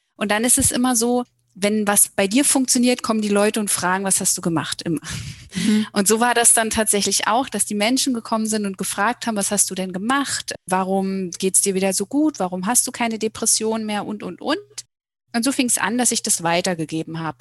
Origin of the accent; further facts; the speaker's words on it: Germany; moved away as an adult; Wir kommen aus dem Berliner Raum ursprünglich